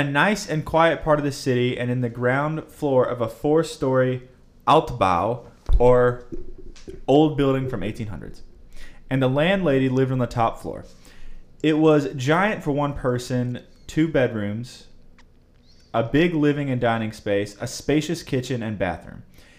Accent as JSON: {"language": "English", "country": "India", "also_born_or_lived": "Virginia", "moved": "as an adult", "said": "I am from India originally, moved to Virginia to do my master's in Virginia Tech in 2010"}